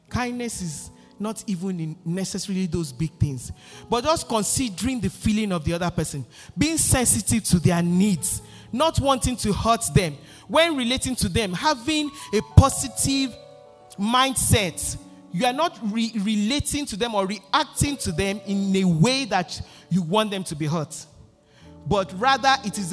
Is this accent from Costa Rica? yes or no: no; Nigeria; moved away; I grew up in Nigeria, in Africa